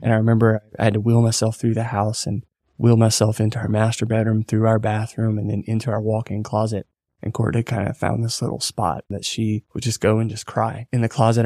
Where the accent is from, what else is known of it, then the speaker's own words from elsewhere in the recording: Rayne, Louisiana, United States; moved away as an adult; also born or lived in Dallas, Texas; I'm originally from South Louisiana.